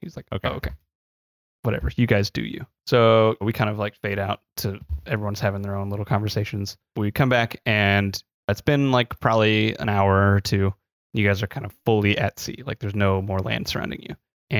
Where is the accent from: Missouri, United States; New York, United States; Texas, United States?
Missouri, United States; born and raised in Missouri.